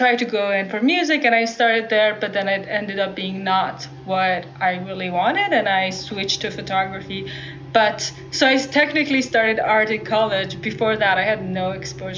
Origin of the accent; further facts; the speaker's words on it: Iran; moved away as an adult; now in Bay Area, United States; growing up in Iran